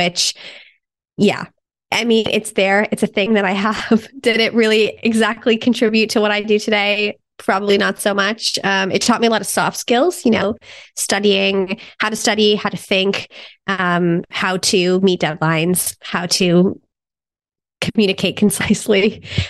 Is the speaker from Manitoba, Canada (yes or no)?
no; Toronto, Ontario, Canada; moved away as an adult; also born or lived in Germany; I'm from Toronto, Canada, born and raised